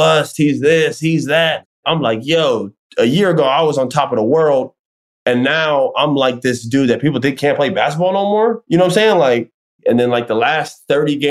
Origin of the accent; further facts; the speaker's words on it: Orlando, Florida, United States; I grew up in Orlando and I've grown up my whole life pretty much for the most part in Orlando.